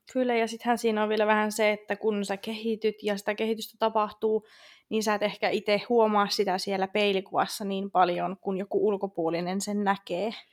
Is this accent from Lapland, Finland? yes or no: yes; Rovaniemi, Lapland, Finland; now in Tampere, Finland; mä oon muuttanut tuolta Rovaniemeltä tänne Tampereelle. Sen vielä jonkun verran ehkä mun äänestä kuulee